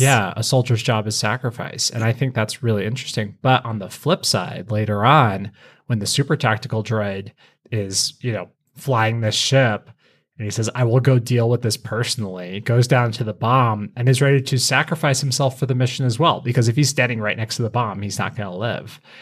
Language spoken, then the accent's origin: English; Colorado, United States; I grew up in Colorado